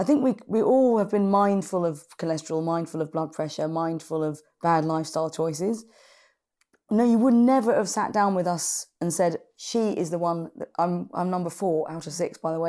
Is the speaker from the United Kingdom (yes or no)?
yes; London, United Kingdom; I'm from London. I live in Spitalfields in London City, run my own business, and I had a heart attack when I was 45.